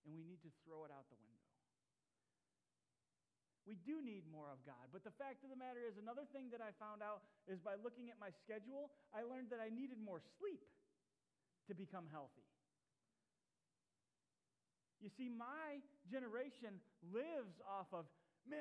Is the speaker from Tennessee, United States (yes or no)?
yes; Tennessee, United States; I grew up in Tennessee and for my high school years